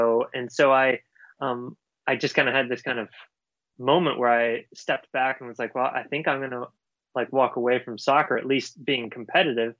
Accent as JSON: {"language": "English", "area": "Orange County", "region": "Virginia", "country": "United States", "tie": "born or raised there", "said": "I grew up in rural Virginia, so a really small county, Orange, Virginia"}